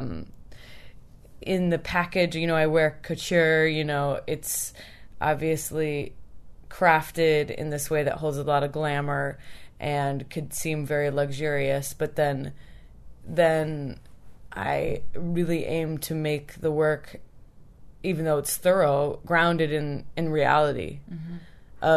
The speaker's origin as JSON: {"language": "English", "region": "Oregon", "country": "United States", "tie": "born or raised there"}